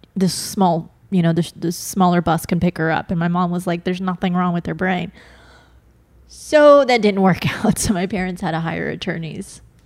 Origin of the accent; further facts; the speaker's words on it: Bakersfield, California, United States; I grew up up north in a small town, Bakersfield